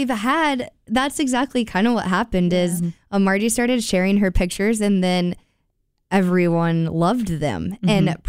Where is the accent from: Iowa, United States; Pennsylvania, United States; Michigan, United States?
Iowa, United States; Yeah, I come from Iowa, so the East Coast.